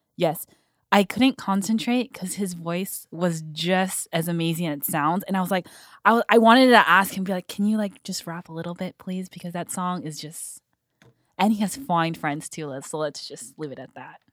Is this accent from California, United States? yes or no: yes; San Fernando Valley, California, United States; born and raised in the Valley